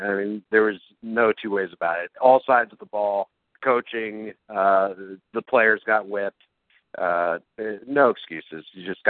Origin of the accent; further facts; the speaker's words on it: Youngstown, Ohio, United States; now in Columbus, United States; from Youngstown to C-Bus.